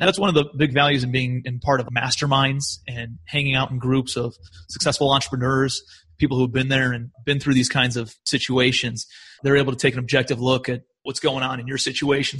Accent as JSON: {"language": "English", "town": "Cleveland", "region": "Ohio", "country": "United States", "also_born_or_lived": "New York", "moved": "as an adult", "said": "I'm from Cleveland, Ohio originally"}